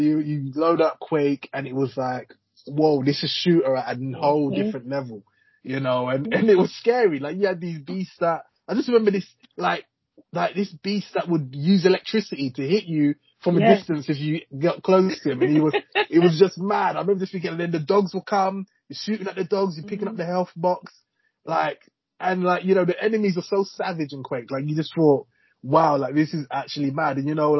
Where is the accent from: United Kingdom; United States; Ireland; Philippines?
United Kingdom; Hackney, London; That's what we called it in East London. I grew up